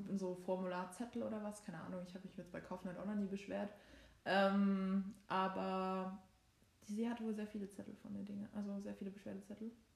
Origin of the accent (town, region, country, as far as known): Saxony, Germany; born or raised there; accent: Saxon